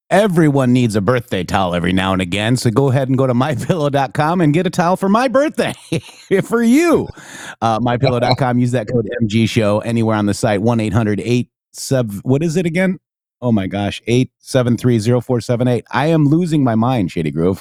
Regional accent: Rockford, Illinois, United States; we lived in Rockford at that time

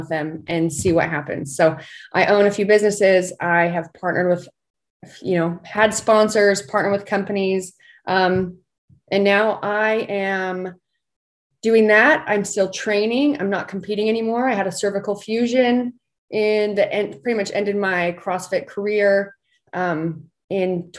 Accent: Southern Utah, United States; I am from Southern Utah

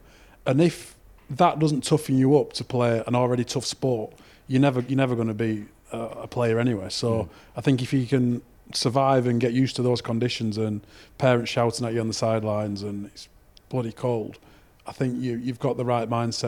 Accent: Saddleworth, North West England, United Kingdom; Yeah, I was born in Wright and then moved to Saddleworth

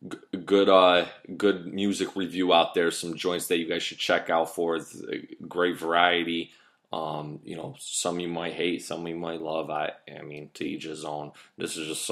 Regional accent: United States; we are American

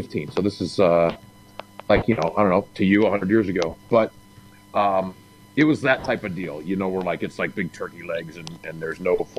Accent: the South, United States; moved away; I grew up in the South

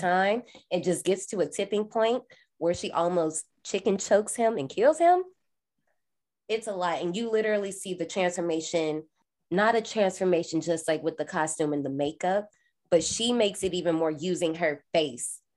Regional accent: Indiana, United States; I'm from Indiana.

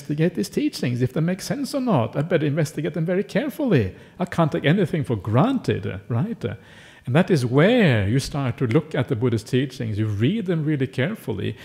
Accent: Norway; now in Australia; I grew up in Norway.

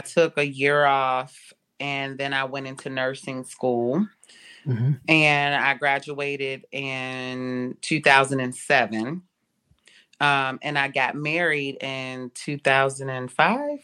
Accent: Cincinnati, Ohio, United States; I was born in Cincinnati, Ohio.

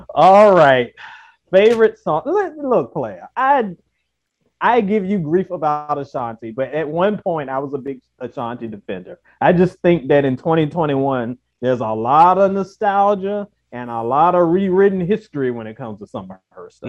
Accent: Virginia, United States; we're all from Virginia

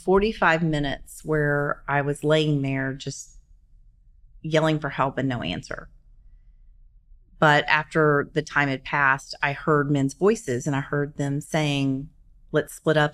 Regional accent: Shreveport, Louisiana, United States; moved away as an adult; now in Oklahoma City, United States; Born and raised in Shreveport, Louisiana

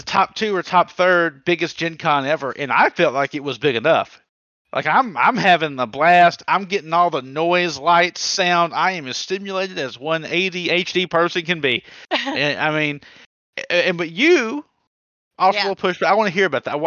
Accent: the South, United States; I'm from the South.

